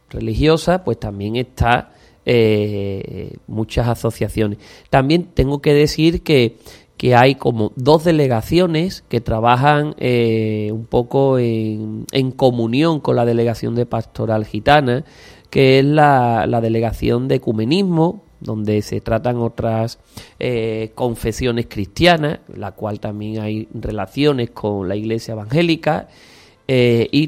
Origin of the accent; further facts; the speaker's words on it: Utrera, Andalusia, Spain; Mi pueblo, por supuesto, que seguirá siendo Utrera y, lo es.